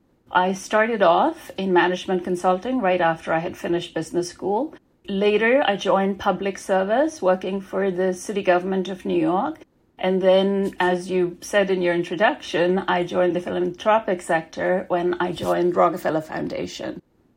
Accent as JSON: {"language": "English", "country": "Denmark", "tie": "born or raised there", "also_born_or_lived": "Pakistan", "said": "I was born in Denmark to parents that had moved there from Pakistan. So my childhood was spent shuffling back and forth between those two countries."}